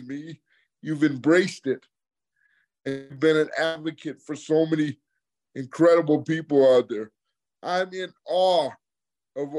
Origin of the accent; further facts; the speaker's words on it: Michigan, United States; moved away as an adult; also born or lived in Arizona; now in South Florida, United States; I'm originally from Michigan